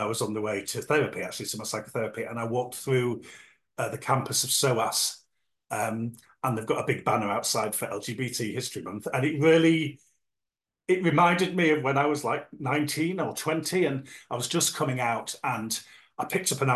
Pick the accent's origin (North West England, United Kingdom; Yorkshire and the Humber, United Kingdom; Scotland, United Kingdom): Yorkshire and the Humber, United Kingdom; moved away as an adult; also born or lived in London; now in South Coast, United Kingdom; I grew up in Yorkshire in a small northern seaside town in the 1980s